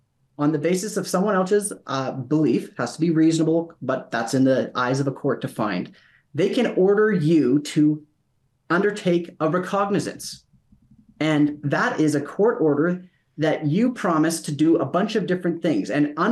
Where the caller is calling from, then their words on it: Calgary, Alberta, Canada; I'm joining you from Calgary.